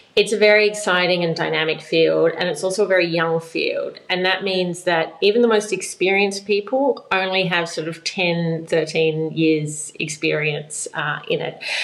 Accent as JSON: {"language": "English", "country": "Australia", "moved": "as an adult", "said": "I've been living outside of Australia now for 12 years"}